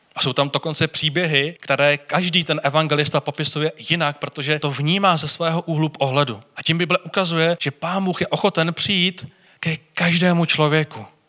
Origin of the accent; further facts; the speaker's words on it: Czechia; jako Češi máme strach